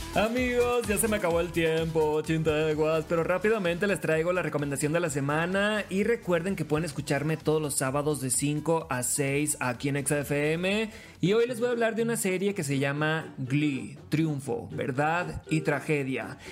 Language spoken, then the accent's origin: Spanish; Los Mochis, Sinaloa, Mexico; moved away as an adult; now in Mexico City, Mexico; Soy de los Mochis, Sinaloa